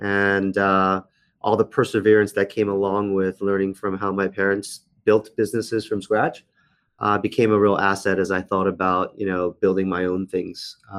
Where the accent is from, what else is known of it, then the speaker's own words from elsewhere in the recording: Washington, District of Columbia, United States; So I've been in the United States since about four. I grew up in Washington area. I went to school in the Washington area. Went to university in the Washington area, American University.